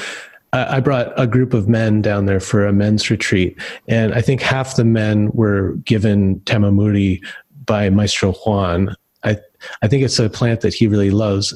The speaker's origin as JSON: {"language": "English", "region": "Ontario", "country": "Canada", "tie": "born or raised there", "also_born_or_lived": "British Columbia", "moved": "yes", "said": "where I grew up in Ontario"}